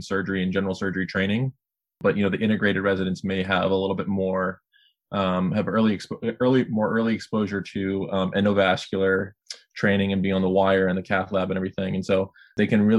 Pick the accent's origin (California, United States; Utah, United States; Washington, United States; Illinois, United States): California, United States; Sacramento; moved away as an adult; now in Chicago, United States; back in Sacramento, my hometown